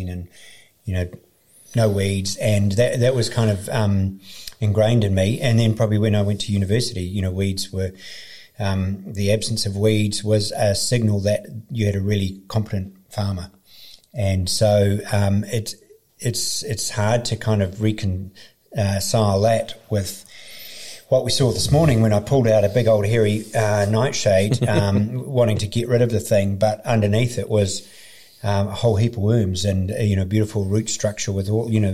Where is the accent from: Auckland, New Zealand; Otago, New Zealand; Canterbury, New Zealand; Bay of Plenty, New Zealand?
Auckland, New Zealand; we grew up in South Auckland, the other end of New Zealand, and my dad was on a dairy farm